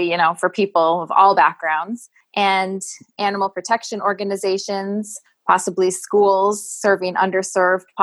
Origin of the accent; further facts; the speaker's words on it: Boston, Massachusetts, United States; I'm from the Boston, Massachusetts area